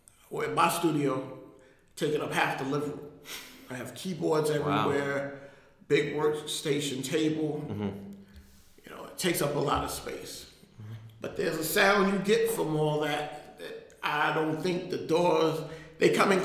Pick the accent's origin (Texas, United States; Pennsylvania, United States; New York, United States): New York, United States; New York City; Raised in the Bronx.